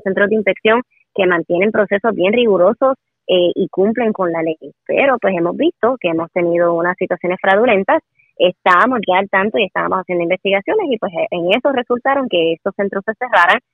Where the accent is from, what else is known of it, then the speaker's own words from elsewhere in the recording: Puerto Rico; usted y yo también pagamos contribuciones y somos ciudadanos de Puerto Rico